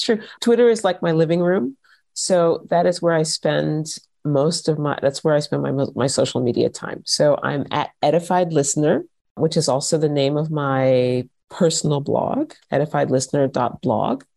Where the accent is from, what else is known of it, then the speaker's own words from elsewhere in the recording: United States; moved away as an adult; also born or lived in Vienna, Austria; now in Austria; if I had stayed in the States